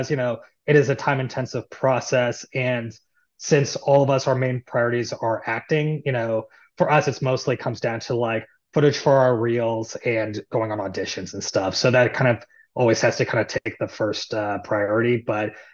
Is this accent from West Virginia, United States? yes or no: no; Seattle, Washington, United States; moved away as an adult; now in Los Angeles, United States; I'm from Seattle originally, but I went to USC for college